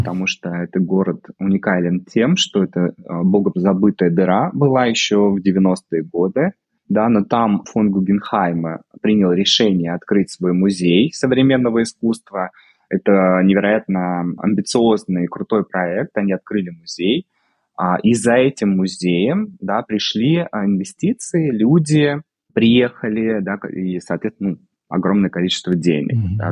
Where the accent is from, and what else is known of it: Russia; moved away as an adult; also born or lived in Moscow, Russia; now in Vigo, Spain